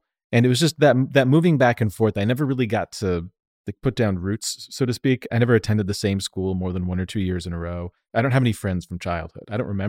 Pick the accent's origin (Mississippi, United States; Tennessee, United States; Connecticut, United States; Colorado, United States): Colorado, United States; Denver; accent: Denver and Southern California; also born or lived in Southern California; now in New York, United States; That's like exactly what you would nail my accent down to, is Denver and Southern California.